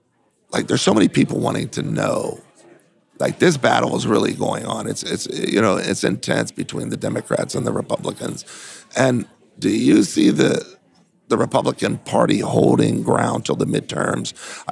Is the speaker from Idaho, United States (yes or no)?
no; California, United States; You know, I came from California